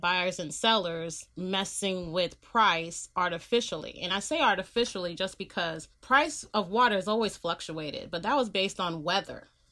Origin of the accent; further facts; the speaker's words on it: Bay Area, California, United States; moved away as an adult; also born or lived in Los Angeles, United States; I live in California, I'm from the Bay Area, I live in the Bay Area